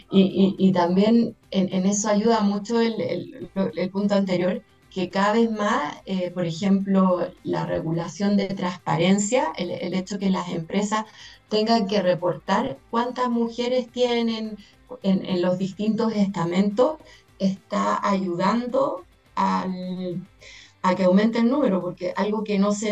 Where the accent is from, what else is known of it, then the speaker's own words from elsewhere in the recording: Chile; En Chile somos seis chilenos los que somos partes hombres y mujeres